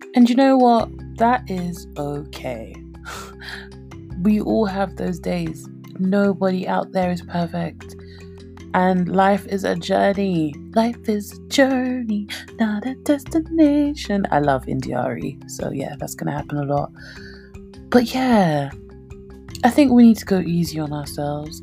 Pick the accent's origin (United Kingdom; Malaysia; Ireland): United Kingdom; London; moved away as an adult; now in Nigeria; I was born and brought up in London. I grew up in Redbridge, Ilford